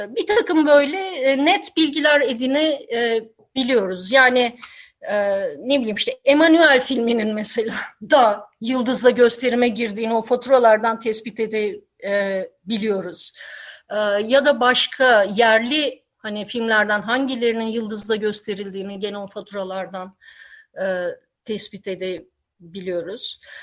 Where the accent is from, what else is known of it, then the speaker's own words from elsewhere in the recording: Istanbul, Turkey; moved away as an adult; İstanbul'da ben gençliğimi geçirdim ama 90'ların başına itibaren ayrıldım.